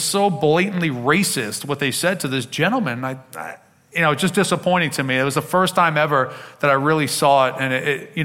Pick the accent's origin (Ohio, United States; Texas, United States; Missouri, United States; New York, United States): New York, United States; Long Island; also born or lived in Queens, New York City; I was born in Queens in New York City, but at a very young age, I moved out to Long Island to go to a good public school